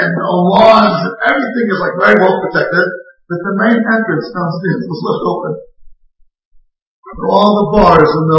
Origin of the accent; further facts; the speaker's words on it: Israel; I grew up in Israel for 40 years